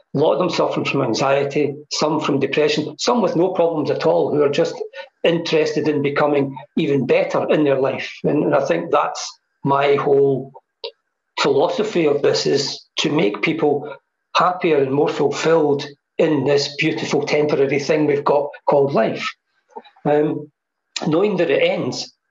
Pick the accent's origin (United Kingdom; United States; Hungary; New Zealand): United Kingdom; Hamilton, Scotland; moved away; I came back to live in Hamilton because this is my roots and this is where I feel home is, you know. Um, I was raised here